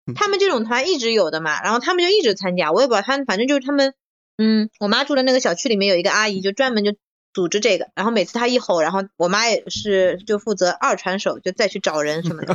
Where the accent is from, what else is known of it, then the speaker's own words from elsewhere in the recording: Shanghai, China; 作为一个上海人，这是很不应该的